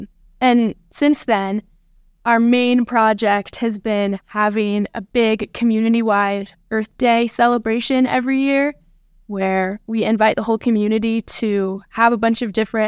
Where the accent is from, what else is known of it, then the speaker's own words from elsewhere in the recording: between Livingston and Clyde Park, Montana, United States; I have grown up right in between Livingston and Clyde Park.